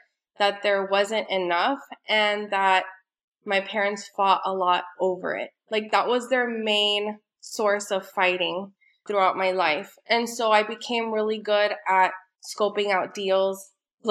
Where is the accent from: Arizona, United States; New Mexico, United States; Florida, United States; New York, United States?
Florida, United States; Miami; I'm from Miami. I live here with my two kids